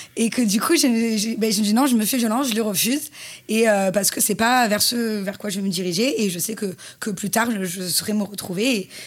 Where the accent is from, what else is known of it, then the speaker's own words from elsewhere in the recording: Marseille, Provence-Alpes-Côte d'Azur, France; accent: southern; en tant que petite Marseillaise